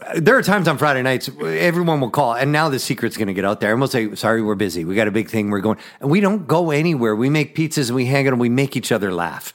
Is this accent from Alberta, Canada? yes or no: yes; Edmonton, Alberta, Canada; now in Twin Cities, United States; born and raised in Canada, Western Canada, Edmonton, Alberta, Canada.